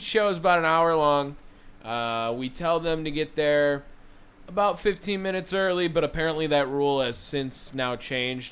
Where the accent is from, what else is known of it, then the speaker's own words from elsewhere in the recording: Wisconsin, United States; We're from Wisconsin.